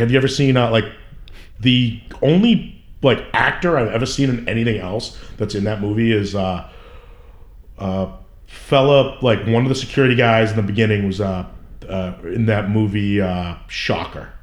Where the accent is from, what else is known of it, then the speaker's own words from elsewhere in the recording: Somerville, Massachusetts, United States; I grew up in Somerville, uh, right in Union Square.